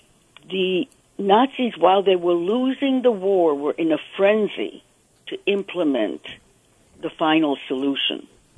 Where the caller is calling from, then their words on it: New York, United States; I'm calling from New York.